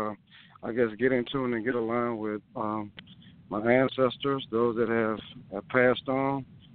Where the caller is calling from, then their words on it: Louisiana, United States; Oh, yeah, I'm calling from Louisiana.